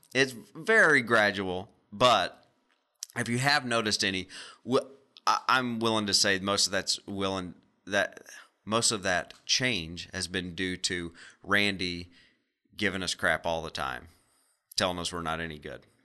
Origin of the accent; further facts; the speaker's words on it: Arkansas, United States; We're all from Arkansas